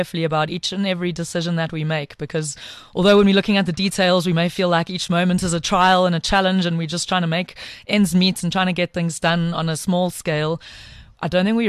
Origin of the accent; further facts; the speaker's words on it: Pietermaritzburg, KwaZulu-Natal, South Africa; also born or lived in Eastern Cape; So I grew up in Pietermaritzburg. Well, I was born in the Eastern Cape, moved to Pietermaritzburg when I was young